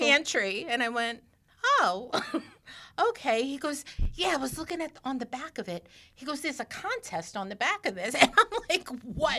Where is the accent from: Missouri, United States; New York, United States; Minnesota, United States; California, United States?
New York, United States; New York City; growing up in Brooklyn